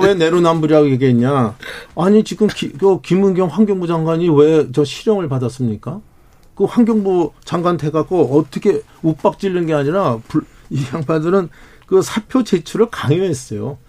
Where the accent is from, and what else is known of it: South Korea